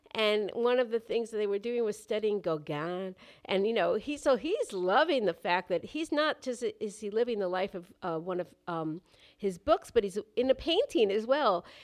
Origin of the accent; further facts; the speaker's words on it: New York City, New York, United States; I've had privileges just growing up in New York City